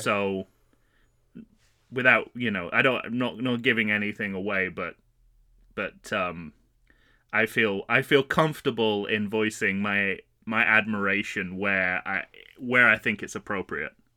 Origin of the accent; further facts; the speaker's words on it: United Kingdom; also born or lived in Manchester; being a British person on vacation in New York in the summer